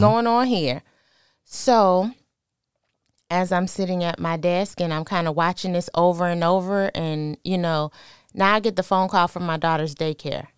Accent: New York City, New York, United States; moved away; also born or lived in Virginia; I'm originally from New York

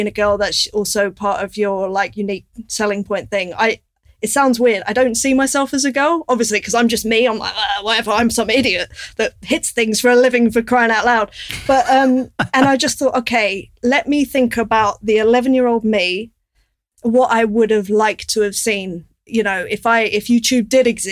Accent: London, United Kingdom; I grew up in North London

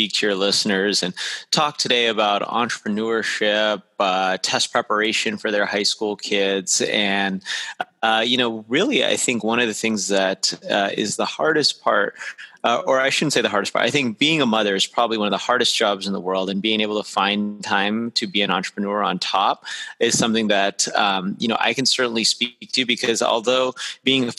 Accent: Las Vegas, Nevada, United States; I actually grew up in Las Vegas, Nevada, which not too many people grow up there

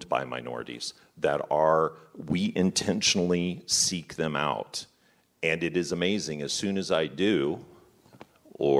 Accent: Kansas City, Missouri, United States; I grew up in Kansas City, taught urban school kids

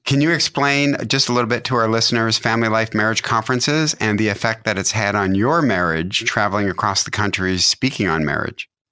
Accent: Detroit, Michigan, United States; my hometown, Detroit, Michigan.

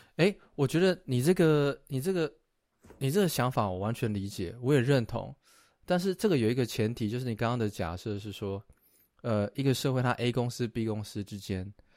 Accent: Taiwan; 我们的家乡台湾

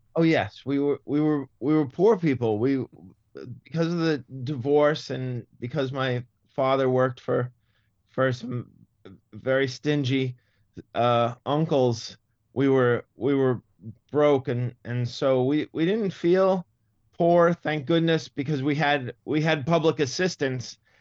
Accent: Massachusetts, United States; accent: Boston; moved away; the Boston accent really, it, it really turns me off. It's, it's, it's sad because it's, it's my, my roots

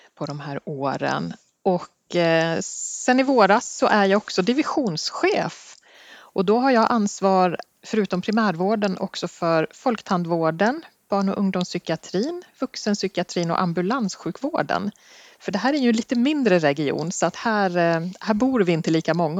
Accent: Sorunda, Stockholm County, Sweden; moved away as an adult; also born or lived in Skåne; jag kommer faktiskt från en liten ort som heter Sorunda i Nynäshamns kommun, där jag är uppvuxen

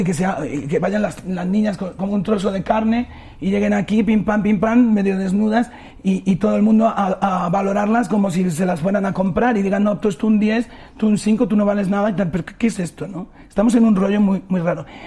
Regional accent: Spain; moved away; nosotros en España

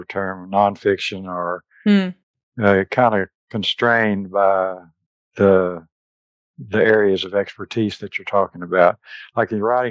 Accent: Texas, United States; I am from Texas.

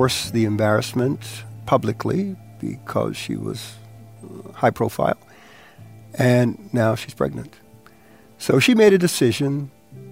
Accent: New York City, New York, United States; first language Spanish; English is a second language; also born or lived in Panama; we landed here in New York and took up residency in Bedford-Stuyvesant, Brooklyn

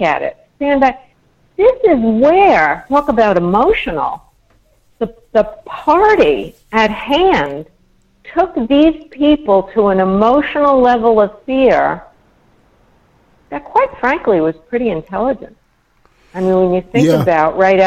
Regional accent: New York, United States; I was brought up in New York.

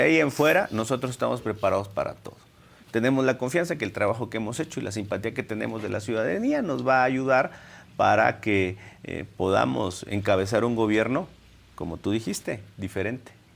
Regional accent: Minatitlán, Veracruz, Mexico; Yo soy del sur de Minatitlán y puedo decirte que es una zona golpeada.

